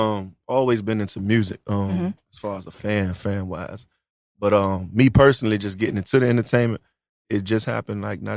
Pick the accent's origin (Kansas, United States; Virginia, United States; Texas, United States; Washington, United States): Virginia, United States; Norfolk; also born or lived in Villa Heights, Norfolk; growing up out Park Place, though